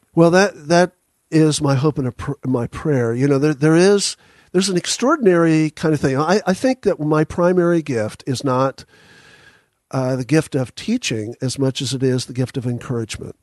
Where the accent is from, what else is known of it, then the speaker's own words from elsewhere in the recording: Dallas, Texas, United States; also born or lived in Houston, Texas; now in Franklin, United States; I was born in Houston and raised in Dallas